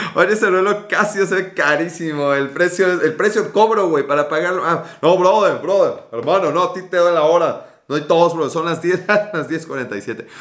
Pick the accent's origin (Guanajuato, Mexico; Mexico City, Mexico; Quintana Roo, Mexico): Mexico City, Mexico; yo soy Ciudad de México